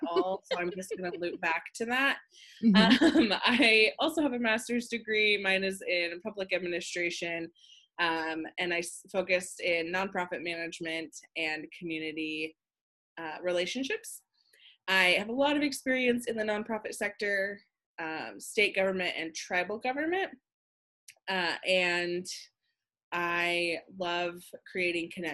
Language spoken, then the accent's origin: English; Washington, United States; I grew up in Washington State